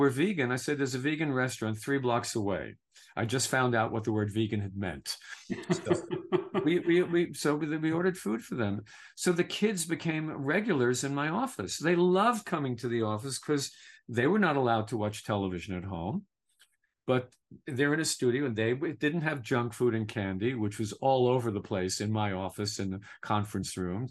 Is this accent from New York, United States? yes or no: yes; New York City, New York, United States; I was from Brooklyn. Lower middle class, working class families